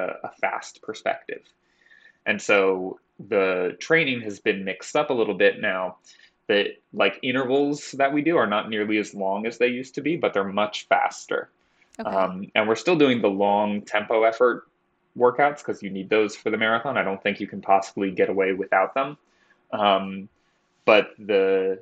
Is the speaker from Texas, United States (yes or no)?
no; New Jersey, United States; now in Boston, United States; I'm from Jersey originally